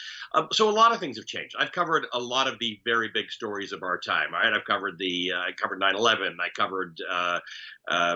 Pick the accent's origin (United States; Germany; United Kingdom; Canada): Canada; also born or lived in Kenya; I'm a Kenyan-born Muslim who grew up in Canada